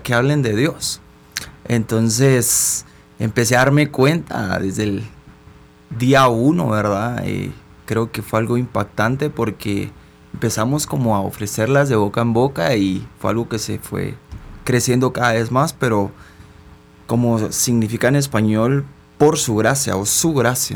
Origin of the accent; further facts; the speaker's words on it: Guatemala; soy una persona guatemalteca